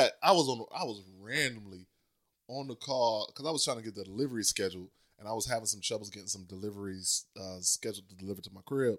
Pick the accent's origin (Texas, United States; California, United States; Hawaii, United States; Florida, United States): Florida, United States; Leesburg; moved away; also born or lived in Orlando; I'm from Orlando, but my hometown is a little town called Leesburg